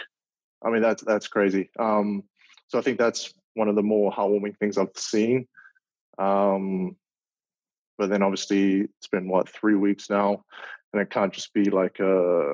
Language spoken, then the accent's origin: English; Auckland, New Zealand; moved away as an adult; now in Minneapolis, United States; my hometown, Auckland